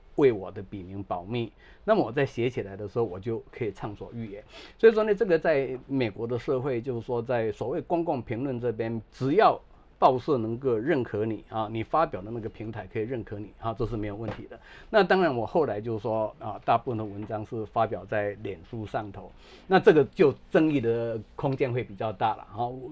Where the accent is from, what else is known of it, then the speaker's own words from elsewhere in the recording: southern Taiwan, Taiwan; moved away as an adult; now in United States; 像我在南部成长